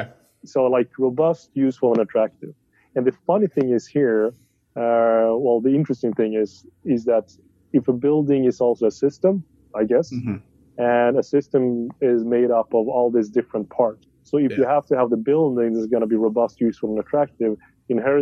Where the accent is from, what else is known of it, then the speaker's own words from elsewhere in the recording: Sweden; I'm from Sweden.